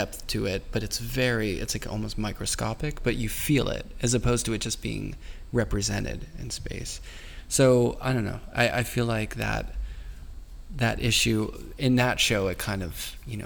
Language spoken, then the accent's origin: English; Pittsburgh, Pennsylvania, United States; I grew up in Pittsburgh